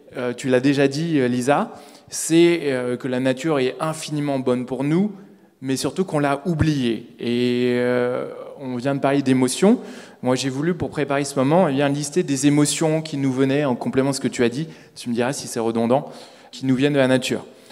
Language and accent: French; Paris, Île-de-France, France; je suis parisien